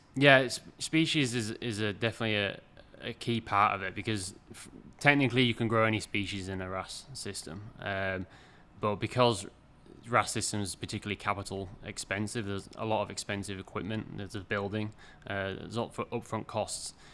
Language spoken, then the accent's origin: English; York, Yorkshire and the Humber, United Kingdom; moved away as an adult; also born or lived in Canada / British Columbia / Washington / Massachusetts; now in Maine, United States; I'm originally from York in the U K, but I've been over in the U S now for, I think, twelve years, if not a little bit more.